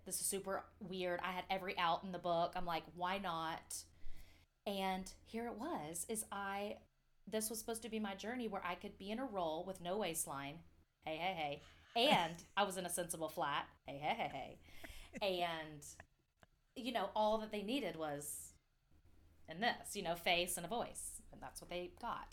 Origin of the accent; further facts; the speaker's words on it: near Atlanta, Georgia, United States; moved away; it's closest to my hometown